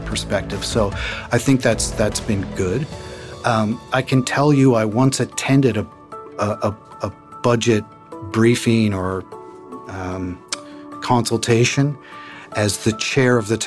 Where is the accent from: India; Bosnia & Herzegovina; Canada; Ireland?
Canada; Newfoundland and Labrador; we're from Newfoundland